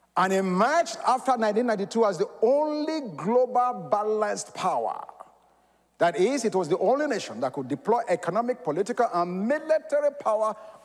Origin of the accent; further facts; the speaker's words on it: United States; I'm an American